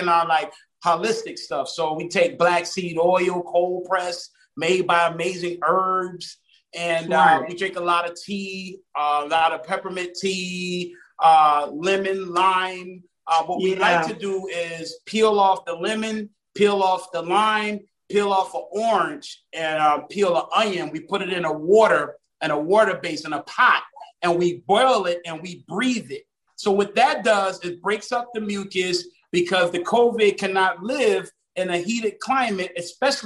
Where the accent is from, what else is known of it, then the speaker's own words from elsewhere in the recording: Savannah, Georgia, United States; also born or lived in Harlem, New York / Miami, Florida; now in Fort Lauderdale, United States; I was born in Harlem, but I was raised in Savannah. But I now, you know, reside in Broward County, which is Fort Lauderdale, Florida